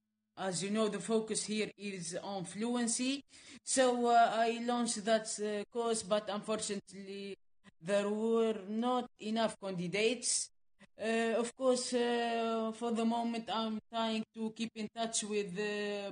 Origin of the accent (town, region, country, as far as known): Midoun, Medenine, Tunisia; born or raised there; also born or lived in Gabes / Sousse / Sfax / Ouargla, Algeria